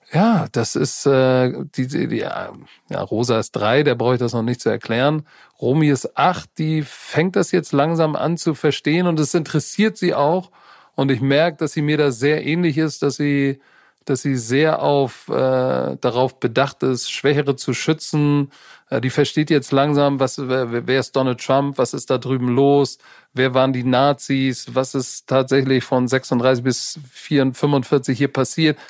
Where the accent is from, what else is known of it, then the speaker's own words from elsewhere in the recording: Hamburg, Germany; wir in derselben Stadt groß geworden sind